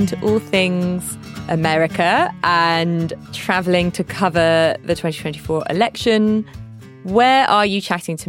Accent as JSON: {"language": "English", "country": "United Kingdom", "said": "And as, you know, as a British person"}